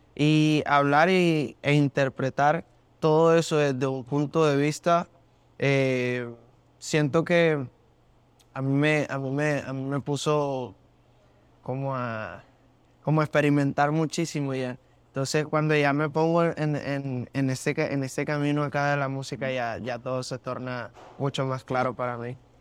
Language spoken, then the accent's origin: Spanish; Barranquilla, Atlántico, Colombia; also born or lived in Maracay, Venezuela; yo me crié en, en, Maracay, Venezuela, como hasta los nueve años, que fue que ya me fui para mi ciudad natal, que es Barranquilla, yo nací en Barranquilla